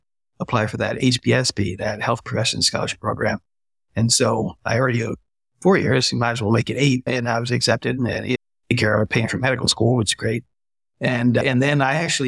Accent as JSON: {"language": "English", "region": "New Jersey", "country": "United States", "tie": "born or raised there", "said": "I grew up in New Jersey"}